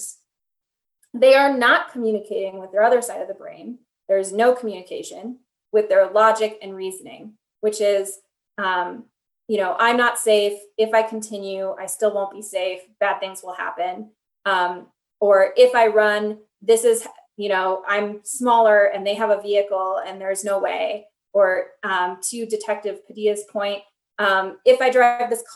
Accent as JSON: {"language": "English", "town": "Minneapolis", "region": "Minnesota", "country": "United States", "said": "I come from Minneapolis"}